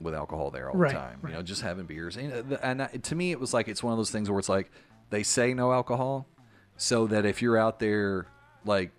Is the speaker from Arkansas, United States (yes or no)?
yes; Arkansas, United States; also born or lived in Memphis, Tennessee; now in St. Petersburg, United States; She said, where are you from? And I said, Arkansas